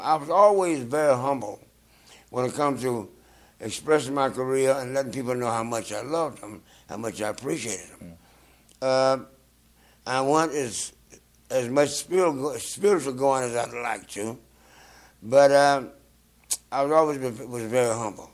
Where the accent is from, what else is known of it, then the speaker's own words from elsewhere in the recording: South Carolina, United States; moved away; also born or lived in Georgia; I'm from South Carolina.